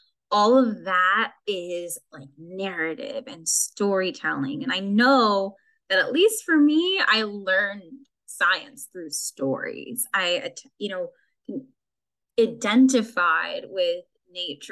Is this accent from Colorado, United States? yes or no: no; Glendale, California, United States; I grew up in Glendale, which is really inland